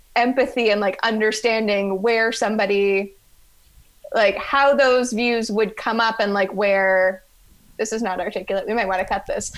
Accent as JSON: {"language": "English", "town": "London", "region": "Ontario", "country": "Canada", "also_born_or_lived": "Ottawa, Canada", "moved": "as an adult", "lives_now": "Boston, United States", "said": "I am originally from London, Ontario"}